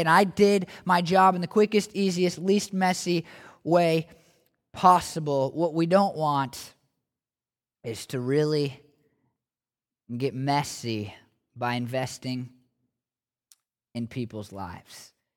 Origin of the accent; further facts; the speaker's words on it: United States; as American Christians